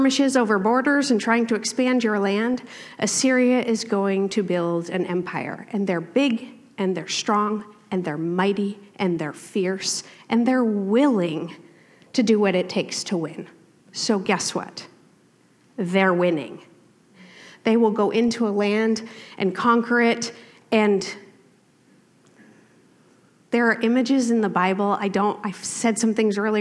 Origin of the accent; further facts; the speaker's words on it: East Coast, United States; also born or lived in Washington; now in Portland, United States; I grew up in the East Coast